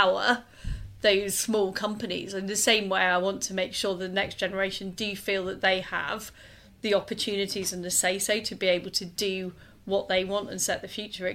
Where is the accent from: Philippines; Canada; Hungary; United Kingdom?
United Kingdom; Leeds, Yorkshire and the Humber; moved away as an adult; now in London, United Kingdom; I grew up in Leeds. I moved to London in the 1990s